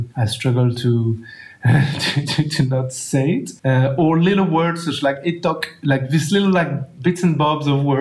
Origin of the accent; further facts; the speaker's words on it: France; accent: French; English is a second language; now in Australia; I speak quite raw French accent in English.